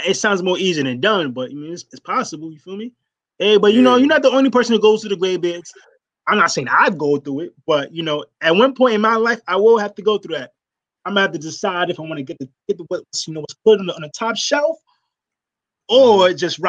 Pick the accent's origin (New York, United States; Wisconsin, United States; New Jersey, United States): New York, United States; New York City; also born or lived in Rosedale, Queens; now in Brooklyn, United States; I actually grew up over there, man. I used to go to school all around there, so it's dope, man. I no longer live in Queens. I grew up right around there